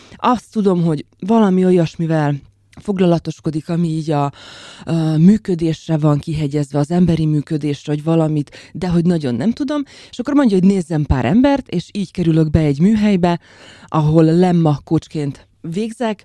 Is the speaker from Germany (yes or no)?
no; Slovakia; moved away as an adult; also born or lived in Bratislava; now in Hungary; Egy nagyon idilli és pici felvidéki faluból származom